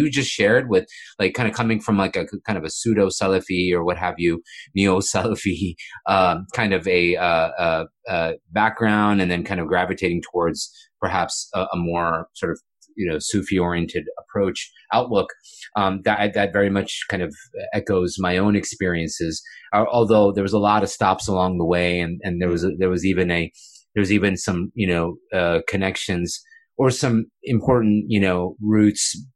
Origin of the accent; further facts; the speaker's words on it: Houston, Texas, United States; also born or lived in Boulder, Colorado; I grew up in Muslim youth groups in Houston, Texas